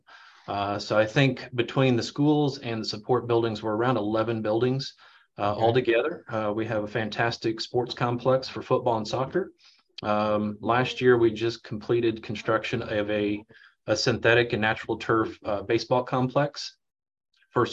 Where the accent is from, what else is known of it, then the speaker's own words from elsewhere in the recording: Leavenworth, Kansas, United States; I'm a born and raised in Leavenworth, went to school in the district that I work